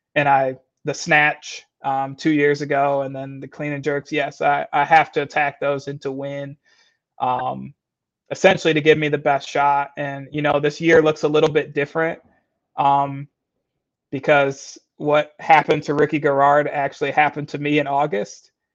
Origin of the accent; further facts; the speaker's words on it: Michigan, United States; also born or lived in Florida; now in St. Paul, United States; I was raised in Michigan, born in Florida